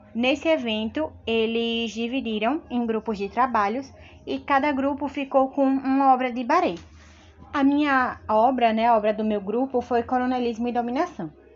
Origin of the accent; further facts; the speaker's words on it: Sergipe, Brazil; Eu, como nordestina, é, sou de Sergipe, mas a minha família ela é essencialmente, né, na sua grande maioria do interior, tanto daqui de Sergipe quanto de Pernambuco.